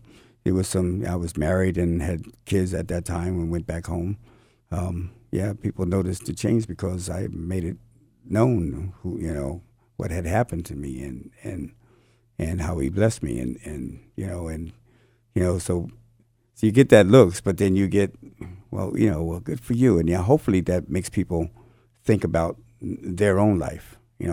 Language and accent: English; New Jersey, United States; I'm from East Coast, New Jersey, so I don't run into people who I did not know before Christ.